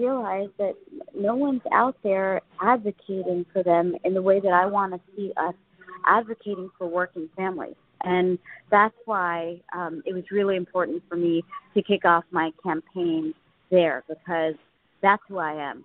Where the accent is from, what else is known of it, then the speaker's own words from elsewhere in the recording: Baltimore, Maryland, United States; we grew up right on the Baltimore County side of the Baltimore County city line